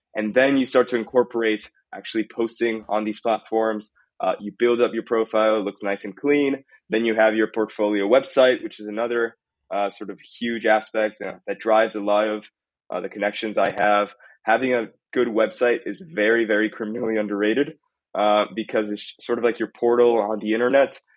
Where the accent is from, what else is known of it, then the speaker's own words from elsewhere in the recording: Italy; now in Costa Rica; I'm originally from Italy